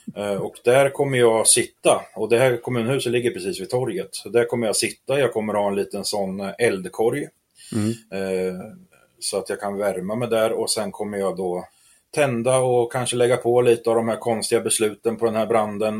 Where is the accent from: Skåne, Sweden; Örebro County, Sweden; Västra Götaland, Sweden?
Örebro County, Sweden; Askersund; jag är uppväxt här i Askersund